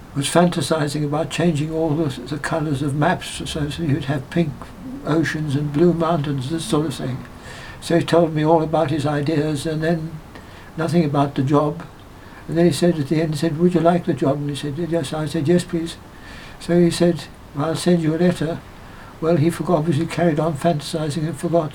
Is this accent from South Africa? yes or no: yes; Johannesburg, Gauteng, South Africa; moved away as an adult; now in England; they settled in Johannesburg. Wow. That's where I was born